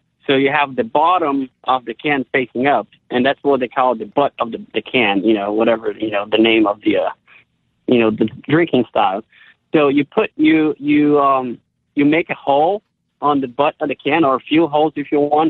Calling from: Woodbridge, Virginia, United States; Woodbridge, Virginia.

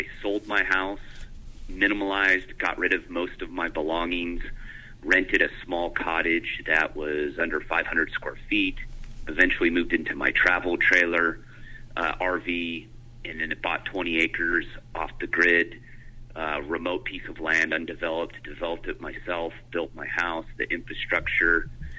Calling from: Northeast Washington State, United States

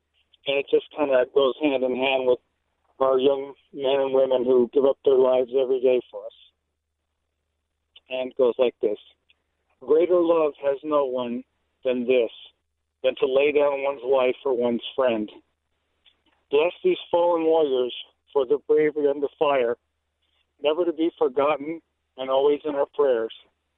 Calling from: San Diego, California, United States; Well, good evening, Andrea. I've called you before. I'm from San Diego.

